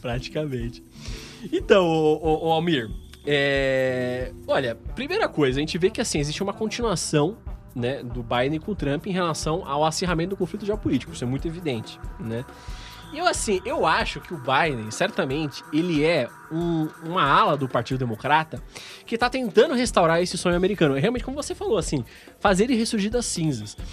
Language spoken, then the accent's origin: Portuguese; Brazil